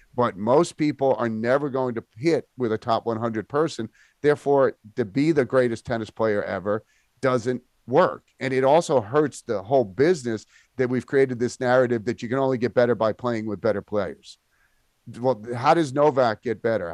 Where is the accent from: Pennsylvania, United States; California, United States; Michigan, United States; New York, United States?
New York, United States; I was born in New York